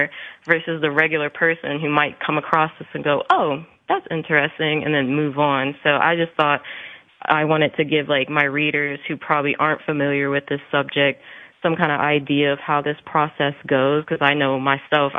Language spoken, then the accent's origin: English; Columbus, Ohio, United States; moved away; in my own hometown, because I'm from Columbus, Ohio